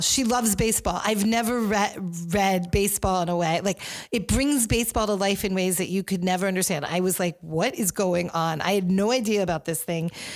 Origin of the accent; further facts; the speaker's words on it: Rye, New York, United States; when I was growing up in New York in Rye